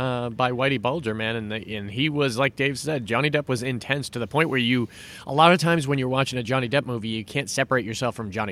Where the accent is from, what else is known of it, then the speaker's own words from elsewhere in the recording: Massachusetts, United States; we're from Massachusetts